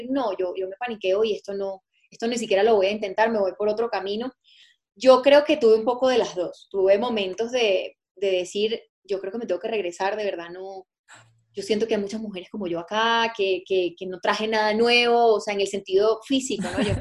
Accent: Venezuela; moved away as an adult; now in Colombia

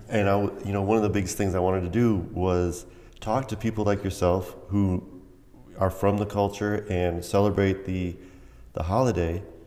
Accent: United States; I was a little kid and I was just, I, you know, I was coming from the States

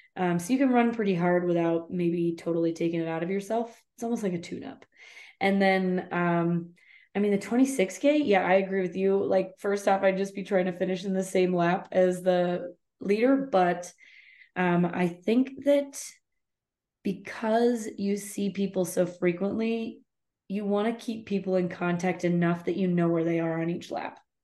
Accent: United States; I'm just an American

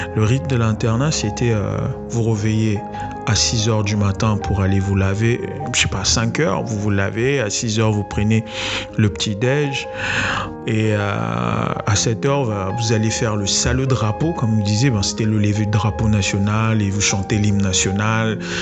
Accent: Brazzaville, Republic of the Congo; Il a voulu nous retenir à l'internat, nous interdisant de rentrer chez nous, à Brazzaville, pour aller passer les fêtes avec nos proches

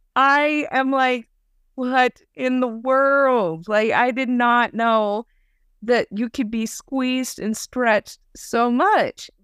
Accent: Idaho, United States; I'm from Idaho

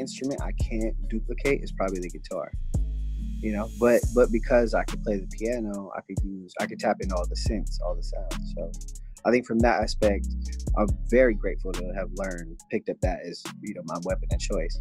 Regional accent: the Bay Area, California, United States; also born or lived in Los Angeles; I'm from the Bay, so I appreciate, it's a very unique place, you know, a lot of culture is bred and grown here, so I'm very thankful to be born and raised here

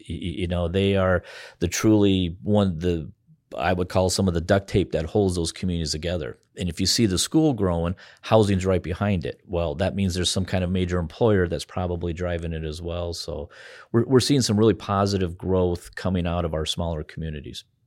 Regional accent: Spearfish, South Dakota, United States; also born or lived in Bozeman, Montana; now in Pierre, United States; my hometown of Spearfish, Lee Deadwood, in that area

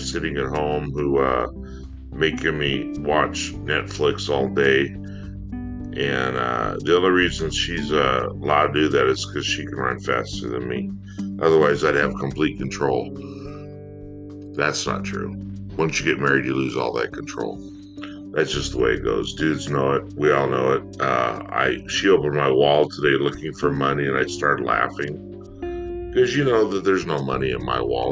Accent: United States; being an American

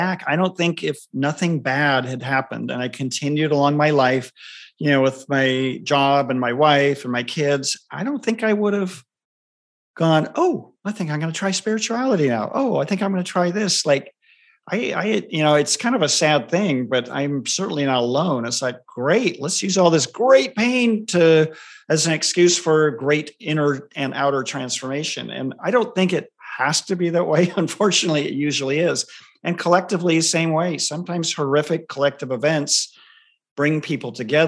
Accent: Southern California, United States; I grew up in Southern California.

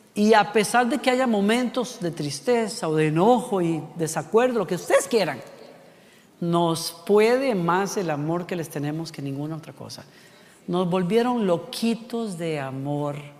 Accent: Costa Rica; La tapa del perol, decimos en Costa Rica

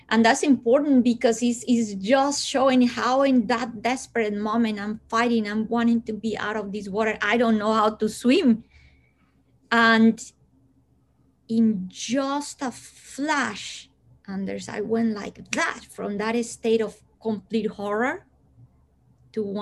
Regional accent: Colombia; born there; English is a second language; people think that because I was born in Colombia, I come from hot weather.

